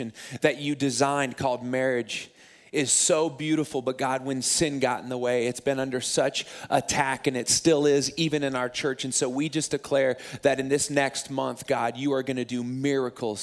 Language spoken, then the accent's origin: English; Springfield, Missouri, United States; moved away as an adult; also born or lived in Rockford, Illinois; my hometown in Springfield